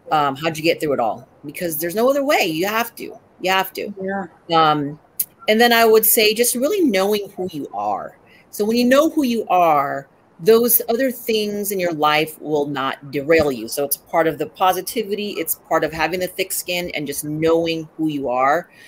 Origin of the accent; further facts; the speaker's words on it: Philippines; and a lot of people don't know that I'm Filipino.